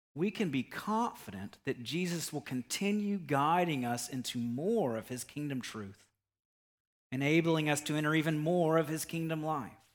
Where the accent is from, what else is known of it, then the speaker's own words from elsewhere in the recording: United States; us as American Christians